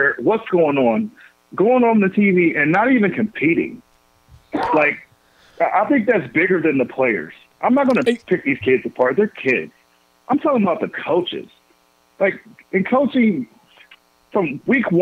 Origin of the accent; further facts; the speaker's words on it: Columbia, Missouri, United States; I'm from Columbia